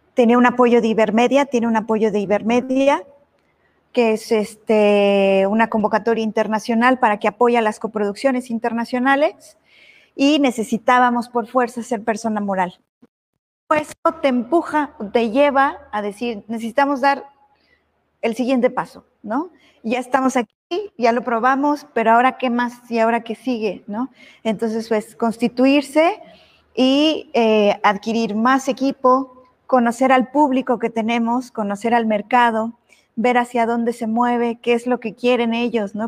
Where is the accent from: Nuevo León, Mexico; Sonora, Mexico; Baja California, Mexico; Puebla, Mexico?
Puebla, Mexico; yo soy poblana, o sea, yo nací, crecí aquí